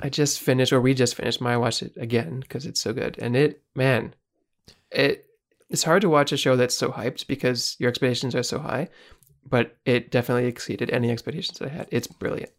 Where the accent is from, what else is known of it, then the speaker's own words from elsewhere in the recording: Canada; as a Canadian